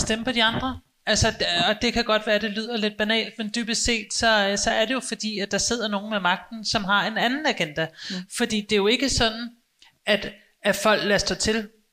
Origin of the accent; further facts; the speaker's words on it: Copenhagen, Capital Region of Denmark, Denmark; jeg er selv født og opvokset i København, også i Indre